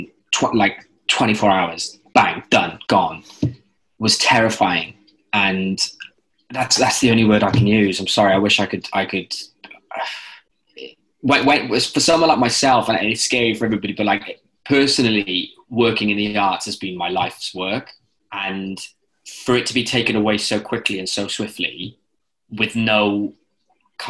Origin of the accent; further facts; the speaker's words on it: Cardiff, Wales, United Kingdom; now in London, United Kingdom; I was, you know, born and bred in Cardiff and then moved to a bigger city